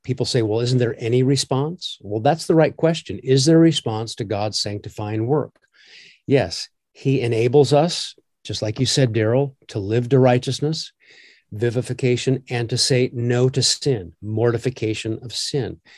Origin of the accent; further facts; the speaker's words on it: Omaha, Nebraska, United States; I grew up in Omaha